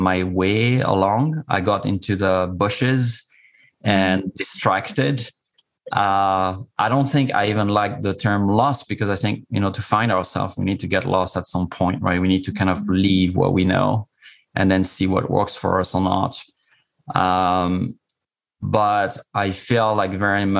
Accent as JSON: {"language": "English", "region": "Corsica", "country": "France", "said": "I'm coming from Corsica. It's a small island in the Mediterranean"}